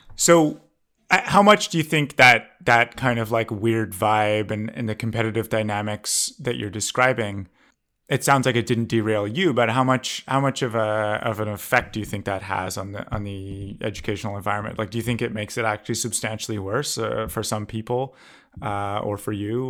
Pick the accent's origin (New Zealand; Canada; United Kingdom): Canada; I grew up in Canada